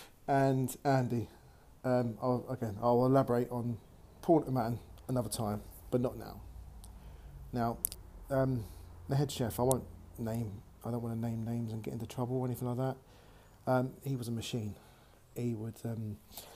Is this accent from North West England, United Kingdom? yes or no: no; Mitcham, London, United Kingdom; moved away as an adult; now in Bournemouth, United Kingdom; I'm originally from Southwest London. From a glorious town called Mitcham.